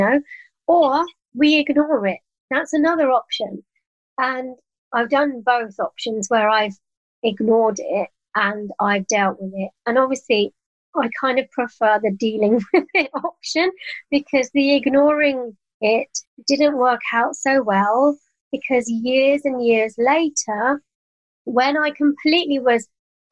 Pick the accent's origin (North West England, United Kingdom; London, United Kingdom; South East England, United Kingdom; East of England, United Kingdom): London, United Kingdom; moved away as an adult; now in Cotswolds, United Kingdom; I'm a Londoner and I now live in the Cotswolds.